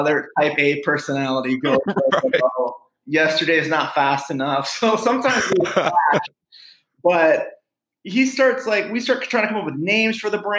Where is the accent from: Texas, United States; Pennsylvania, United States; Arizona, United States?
Arizona, United States; Phoenix; my brother and I grew up here in West Phoenix, kind of a blue collar upbringing